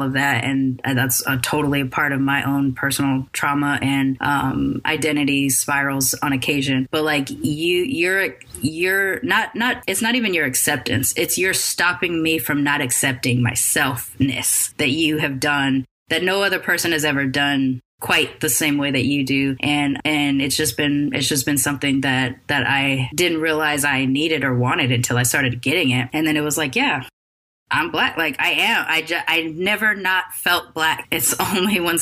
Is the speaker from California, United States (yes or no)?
yes; Long Beach, California, United States; also born or lived in Sacramento / Oakland / San Francisco / Bay Area; growing up in Long Beach, and in our freshman year in high school